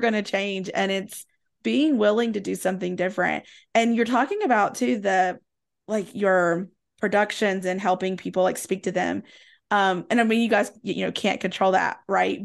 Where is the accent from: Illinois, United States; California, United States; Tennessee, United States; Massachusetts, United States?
Tennessee, United States; Southwest Virginia, East; I grew up in East Tennessee, Southwest Virginia